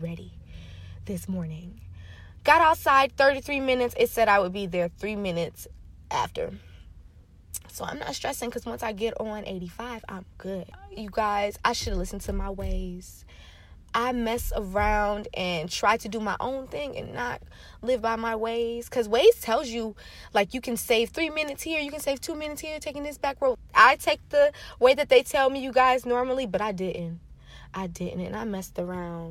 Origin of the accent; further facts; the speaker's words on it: Lakeland, Florida, United States; now in Atlanta, United States; I'm from Florida. I'm from Central Florida